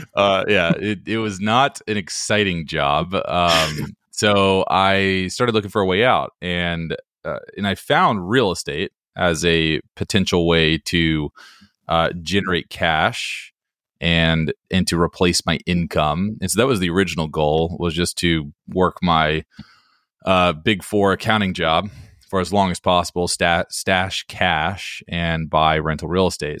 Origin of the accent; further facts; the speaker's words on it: Hickory, North Carolina, United States; moved away as an adult; also born or lived in Washington, D.C. / Greenville, North Carolina; now in Raleigh, United States; I'm from Hickory, North Carolina, which is a really small town in North Carolina.